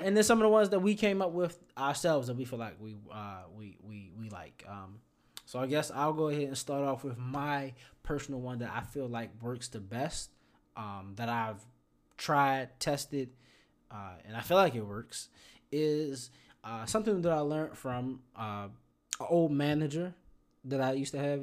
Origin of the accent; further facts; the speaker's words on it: Baltimore, Maryland, United States; moved away; I'm from Baltimore